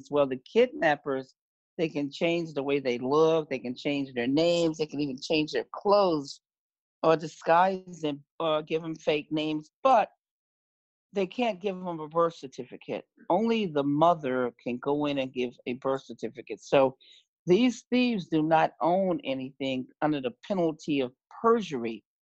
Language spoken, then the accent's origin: English; New York, United States; I'm a New Yorker from New York.